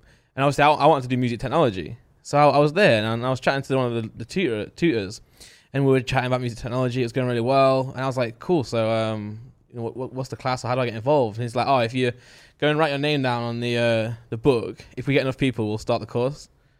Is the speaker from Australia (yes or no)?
no; United Kingdom; I'm Brit. Stop forcing it.